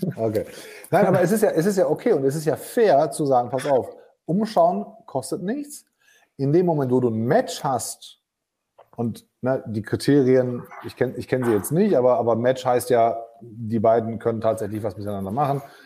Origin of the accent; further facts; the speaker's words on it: Germany; bei uns in Deutschland